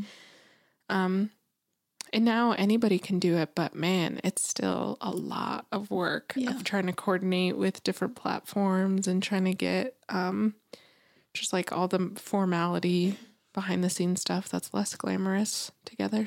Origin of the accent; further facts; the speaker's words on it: New Mexico, United States; moved away; growing up in New Mexico and living there